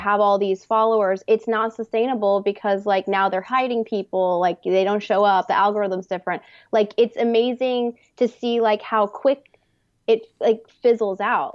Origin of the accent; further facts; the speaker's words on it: Texas, United States; moved away as an adult; also born or lived in New York City; now in Los Angeles, United States; I'm from Texas originally